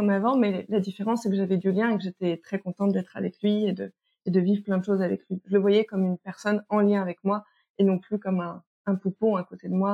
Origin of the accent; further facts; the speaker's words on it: French Guiana; j'ai grandi une partie de mon enfance en Guyane.